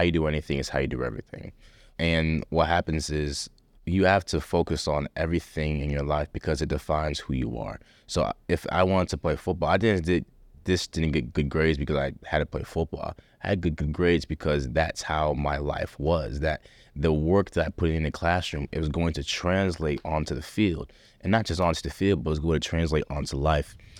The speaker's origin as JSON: {"language": "English", "town": "Rochester", "region": "New York", "country": "United States", "tie": "born or raised there", "moved": "as an adult", "said": "growing up in Rochester, New York"}